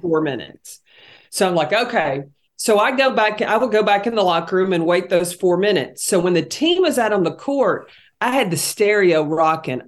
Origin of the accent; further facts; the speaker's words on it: Tennessee, United States; growing up in Tennessee